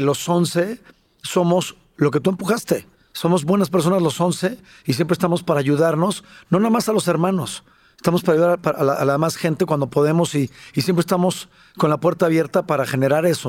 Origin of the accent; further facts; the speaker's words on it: Mexico; also born or lived in San Salvador, El Salvador; yo nací en México y nos fuimos a vivir cuatro años a San Salvador